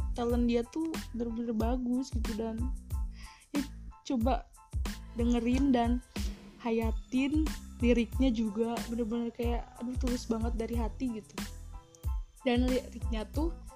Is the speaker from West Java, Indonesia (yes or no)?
yes; Bandung, West Java, Indonesia; aku asalnya Bandung